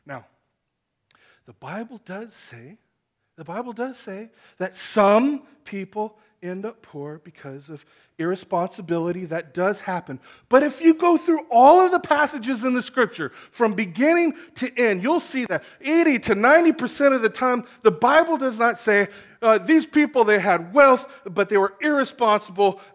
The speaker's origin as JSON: {"language": "English", "town": "Chula Vista", "region": "California", "country": "United States", "tie": "born or raised there", "said": "I grew up in Chula Vista, West Chula Vista. That's my hometown"}